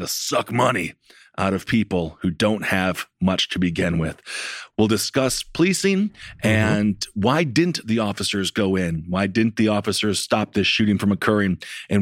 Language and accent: English; Wisconsin, United States; Wisconsin, my home state